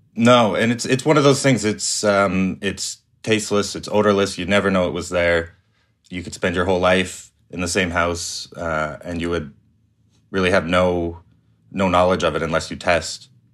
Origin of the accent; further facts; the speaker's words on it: Calgary, Alberta, Canada; I grew up in Calgary